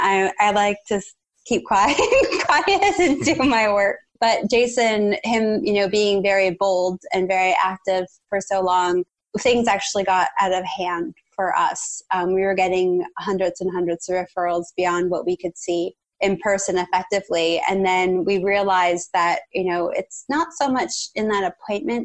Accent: Canada; As a Canadian

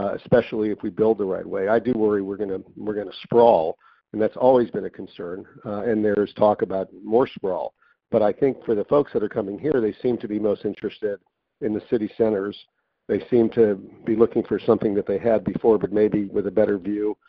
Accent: Miami Beach, Florida, United States; Starwood is opening up its headquarters in my hometown

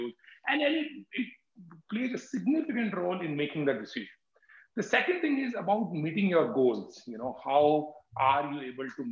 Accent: Jaipur, Rajasthan, India; I come from Jaipur

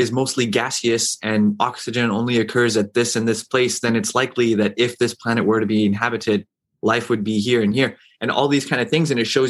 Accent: New Mexico, United States; also born or lived in Saudi Arabia; now in New York, United States; I grew up in New Mexico.

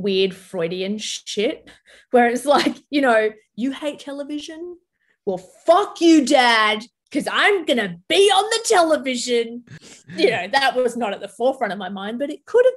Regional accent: Sydney, New South Wales, Australia; English is a second language; also born or lived in Lebanon; I grew up in Bankstown, which is the most multicultural, you know, council of the most multicultural city in possibly the world

